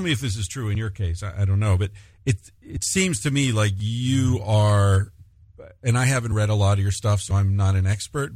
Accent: United States; moved away

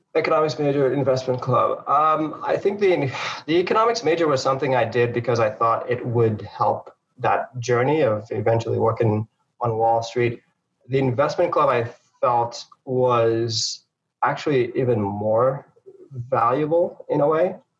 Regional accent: St. Lucia; moved away; also born or lived in Harlem, New York; I was born there, um, and and I moved from St. Lucia uh, to New York, to uh, Harlem, New York, to live with my mom and my sister

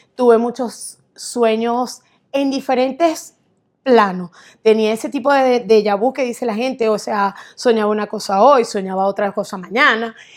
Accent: Barquisimeto, Lara, Venezuela; moved away; soy venezolana de Barquisimeto

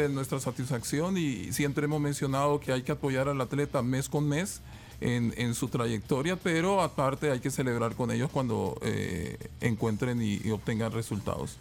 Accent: El Salvador; nos enorgullece mucho como salvadoreños

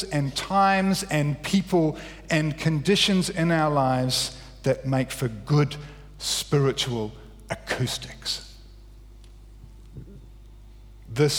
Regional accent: Wellington, New Zealand; I grew up in Wellington.

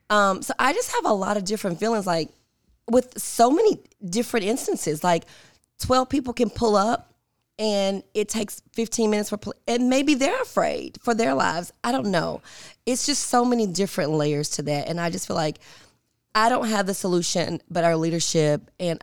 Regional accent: Binghamton, New York, United States; So for me, I grew up in Binghamton. My mom sent me to private schools.

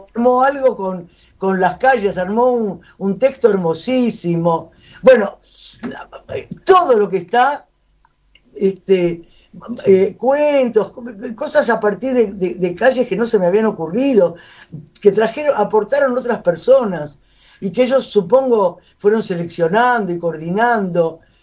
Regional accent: Buenos Aires, Argentina; yo soy de Buenos Aires

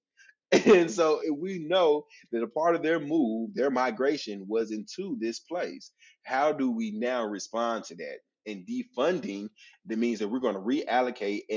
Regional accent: North Little Rock, Arkansas, United States; my hometown, North Little Rock

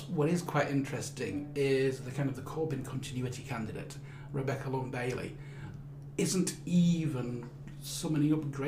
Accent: Yorkshire and the Humber, United Kingdom; also born or lived in Rothwell; three white blokes from Yorkshire

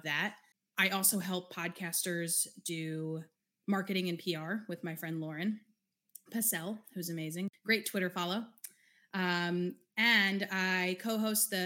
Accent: New York, United States; I grew up in New York with the Mecca

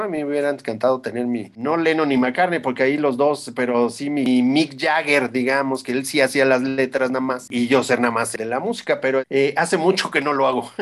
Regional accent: Mexico; como mexicanos

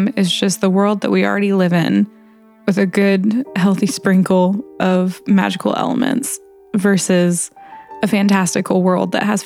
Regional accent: Indiana, United States; everybody knows everybody's business in my hometown

